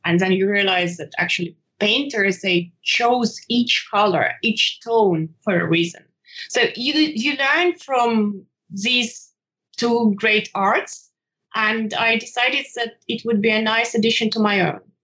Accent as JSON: {"language": "English", "country": "Ukraine", "moved": "yes", "lives_now": "Switzerland", "said": "I'm originally from Ukraine and uh, I'm currently living in Switzerland"}